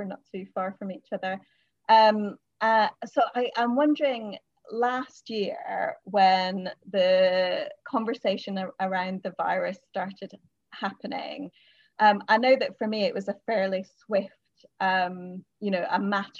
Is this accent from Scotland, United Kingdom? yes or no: yes; Scotland, United Kingdom; So I'm from Scotland. Although people often think I'm from the States or from Canada or something because my accent nomadic and changes with whoever I'm talking to, but there's a lilt there.